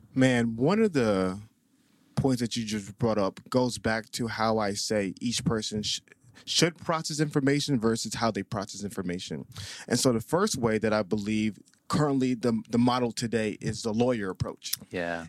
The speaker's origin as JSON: {"language": "English", "town": "Atlanta", "region": "Georgia", "country": "United States", "tie": "born or raised there", "also_born_or_lived": "Staten Island, New York", "said": "I was raised in Atlanta, Georgia"}